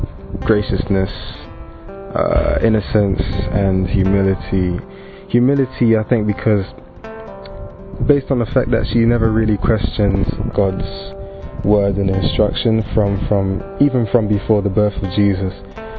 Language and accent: English; London, United Kingdom; also born or lived in Democratic Republic of the Congo; I'm 21 and I'm from London, UK, originally from DRC, the Democratic Republic of Congo.